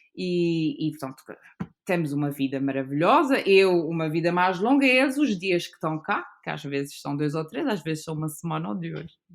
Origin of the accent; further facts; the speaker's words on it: São Miguel, Azores, Portugal; also born or lived in United States / Lisbon; foi aqui que eu cresci, uh, na ilha de São Miguel, e vivi toda a minha vida, exceto onde quando fui estudar e trabalhar alguns anos para Lisboa